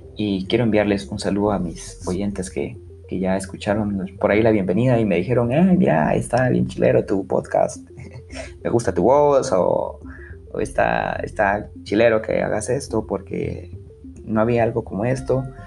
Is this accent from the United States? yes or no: no; Guatemala; como buen chapín, como buen guatemalteco